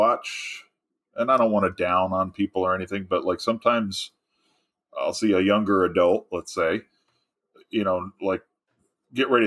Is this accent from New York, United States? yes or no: yes; New York, United States; I graduated with a Regents diploma